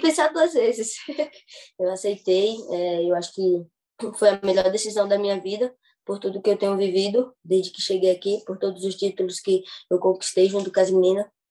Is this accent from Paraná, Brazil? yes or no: no; Maceió, Alagoas, Brazil; moved away; sou de Maceió, Alagoas